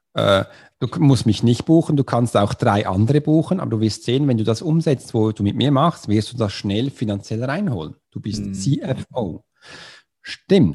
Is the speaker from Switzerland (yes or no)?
yes; Switzerland; Swiss ist für das Land, wo ich herkomme